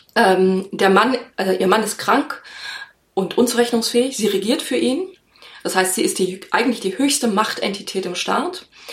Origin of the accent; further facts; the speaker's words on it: Germany; bei uns in Deutschland